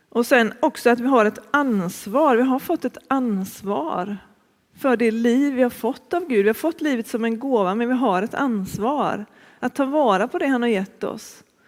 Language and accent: Swedish; Gothenburg, Västra Götaland, Sweden; moved away as an adult; also born or lived in Uppsala / Stockholm / Örebro / Malå; Jag är från början från Västra Frölunda, Fiskebäck utanför Göteborg. Och det är där jag bor nu också